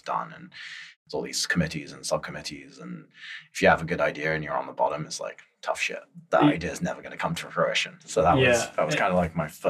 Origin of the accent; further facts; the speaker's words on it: Antakya, Hatay, Turkey; also born or lived in London; now in San Francisco, United States; I'm Turkish. So my family lives on the southeast side of Turkey, a place called Antioch